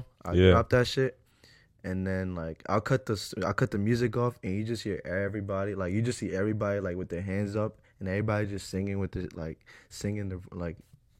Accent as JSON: {"language": "English", "country": "Ecuador", "said": "We're Ecuadorian."}